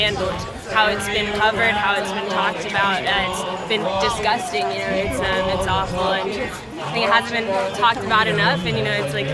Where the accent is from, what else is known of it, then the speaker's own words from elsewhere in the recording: Little Rock, Arkansas, United States; now in Memphis, United States; I'm from Little Rock, but I live here in Memphis.